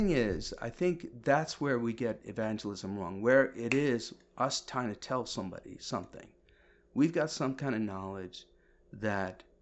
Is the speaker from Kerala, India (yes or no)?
yes; Kerala, India; so I'm from India, right? Mm-hmm. I was mm-hmm. born in India, you know, and um, India, South India, Kerala